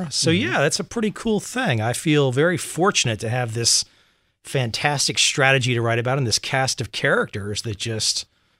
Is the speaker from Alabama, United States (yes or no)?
no; Vienna, Virginia, United States; I grew up in Vienna, Virginia, right outside Quantico, about an hour and a half away.